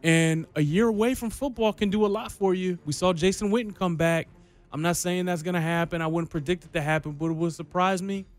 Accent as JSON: {"language": "English", "town": "Detroit", "region": "Michigan", "country": "United States", "tie": "born or raised there", "moved": "yes", "lives_now": "Kansas City, United States", "said": "I grew up in Detroit, man."}